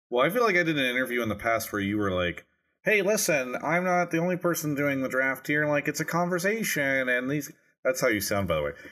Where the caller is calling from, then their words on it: Los Angeles, California, United States; Uh, calling from L.A.